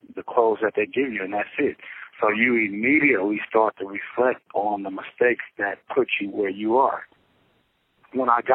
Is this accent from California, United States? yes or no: yes; Los Angeles, California, United States; I'm from Los Angeles, California.